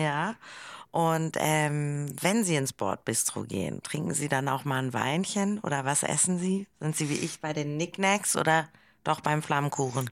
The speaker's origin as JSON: {"language": "German", "region": "Hamburg", "country": "Germany", "also_born_or_lived": "Berlin", "moved": "yes", "said": "Ich komme aber aus Hamburg"}